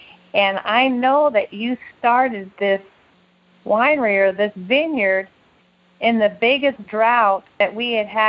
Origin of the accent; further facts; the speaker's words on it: Napa Valley, California, United States; growing up in the Napa Valley